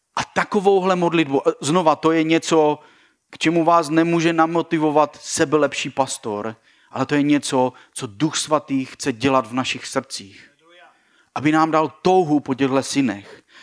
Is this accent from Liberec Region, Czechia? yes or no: no; Ostrava, Moravian-Silesian Region, Czechia; now in Brno, Czechia; Já jsem vyrůstal v Ostravě, Baník Ostrava, eh, kterému fandím, i když jsem pořád Brňák.